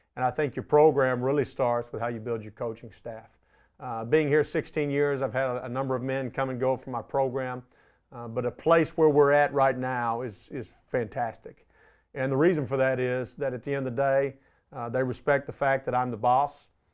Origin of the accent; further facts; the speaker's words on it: Arlington, Texas, United States; I was born in Arlington, Texas. Um, I grew up here